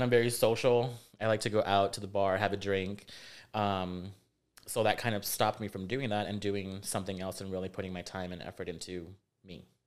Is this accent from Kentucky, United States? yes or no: no; Rio Grande Valley, Texas, United States; moved away as an adult; also born or lived in Jackson, Mississippi; now in San Antonio, United States; was raised in uh, the Rio Grande Valley, um, born in Jackson, Mississippi